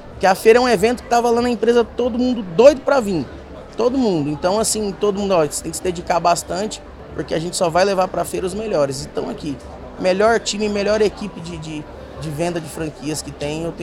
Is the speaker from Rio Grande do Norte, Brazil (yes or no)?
no; São Paulo, Brazil; also born or lived in Presidente Prudente; Eu fui criado Só, aqui em São Paulo.